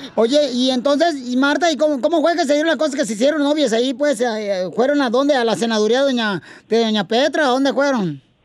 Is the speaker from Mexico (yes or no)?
yes; Ocotlán, Jalisco, Mexico; Yo soy de la colonia Florida y por la calle Iturbide